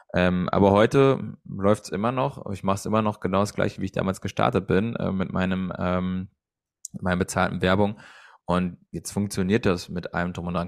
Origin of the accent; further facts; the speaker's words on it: Hesse, Germany; bei uns in Hessen